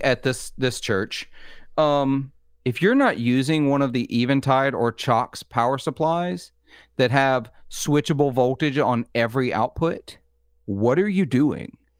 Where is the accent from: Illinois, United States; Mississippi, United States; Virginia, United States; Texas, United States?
Mississippi, United States; I am from Mississippi.